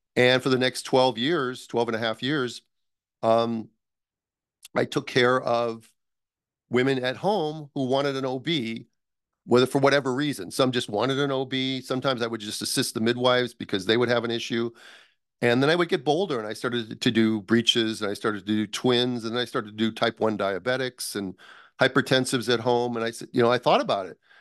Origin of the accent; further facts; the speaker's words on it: United States; also born or lived in Minnesota / Los Angeles; I'm from the United States